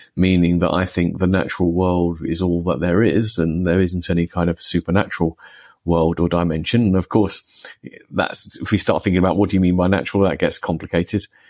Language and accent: English; United Kingdom; I grew up in the United Kingdom